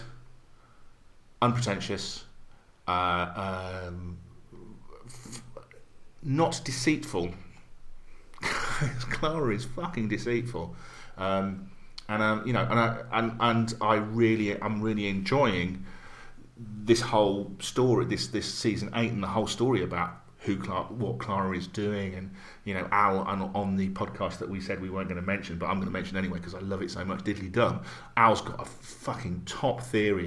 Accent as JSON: {"language": "English", "region": "Scotland", "country": "United Kingdom", "said": "I'm Scottish"}